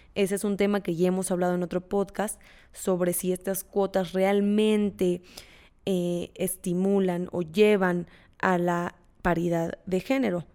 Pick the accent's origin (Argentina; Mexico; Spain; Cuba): Mexico